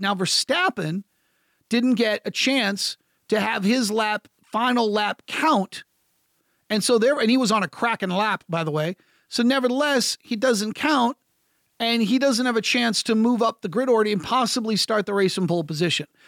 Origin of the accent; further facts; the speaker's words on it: United States; I'm American